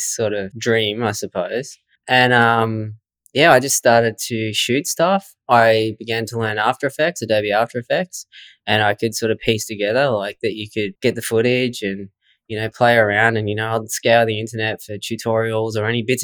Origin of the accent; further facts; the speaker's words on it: Swan Hill, Victoria, Australia; I grew up in Swan Hill, Victoria